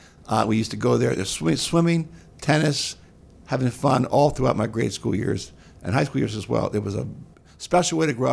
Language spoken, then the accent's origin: English; Bethesda, Maryland, United States; Yeah, I grew up in Bethesda.